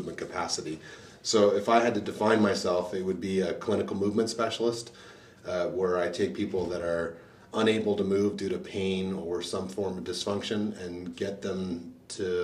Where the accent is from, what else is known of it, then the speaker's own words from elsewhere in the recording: Canada; moved away as an adult; also born or lived in Tampa, Florida; I'm a Canadian born practitioner